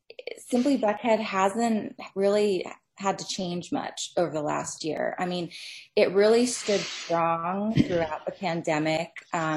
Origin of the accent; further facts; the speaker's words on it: Singapore; born there; also born or lived in Philippines / Bermuda / United States; I've lived in 4 countries. I was born in Singapore and lived in the Philippines and Bermuda, as well as the US.